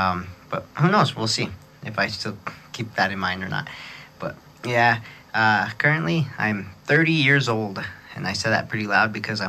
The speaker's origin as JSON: {"language": "English", "town": "Gallup", "region": "New Mexico", "country": "United States", "tie": "born or raised there", "said": "Nobody could pronounce …, where I'm from, Gallup, New Mexico. You know, New Mexico's the state, but doesn't mean we're from Mexico. And this town does have a lot of Mexicans in it"}